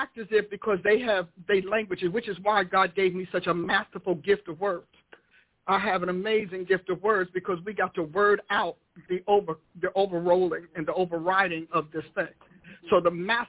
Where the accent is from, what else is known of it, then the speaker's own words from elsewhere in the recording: Newark, New Jersey, United States; I grew up in Newark, New Jersey